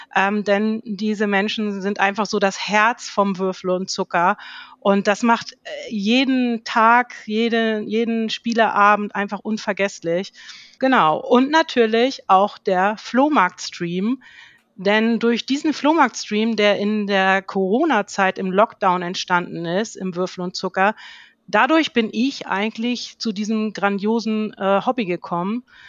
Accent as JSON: {"language": "German", "region": "Schleswig-Holstein", "country": "Germany", "said": "Ich komme oben, ganz oben aus dem Norden, aus Schleswig-Holstein"}